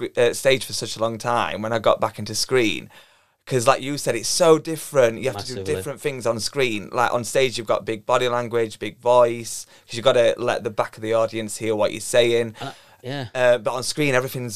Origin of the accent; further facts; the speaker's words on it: Sheffield, Yorkshire and the Humber, United Kingdom; I'm from Sheffield, I'm 29 years old.